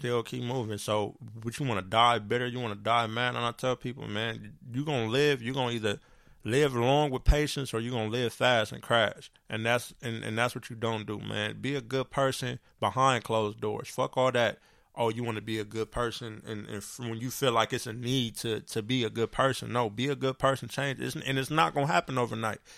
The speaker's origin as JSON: {"language": "English", "town": "San Bernardino", "region": "California", "country": "United States", "tie": "born or raised there", "said": "I grew up on Del Rosa, Eureka Day."}